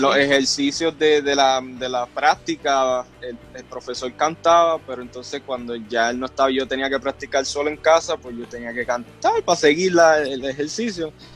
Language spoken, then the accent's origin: Spanish; Río Grande, Puerto Rico; moved away as an adult; also born or lived in Florida; yo nací en Puerto Rico, en el pueblo de Río Grande. Ah, sí, en el pueblo de Río Grande y me crié siempre en la iglesia evangélica El Tabor